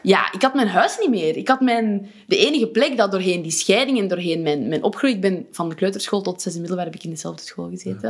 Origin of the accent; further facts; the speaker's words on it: Wijgmaal, Flanders, Belgium; mijn geboortedorp, Wijgmaal